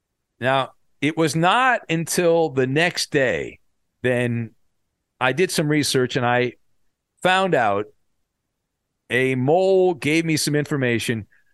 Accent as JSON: {"language": "English", "region": "California", "country": "United States", "tie": "born or raised there", "said": "I remember when I was a kid, I was growing up in Orange County, and we were surrounded by two military bases."}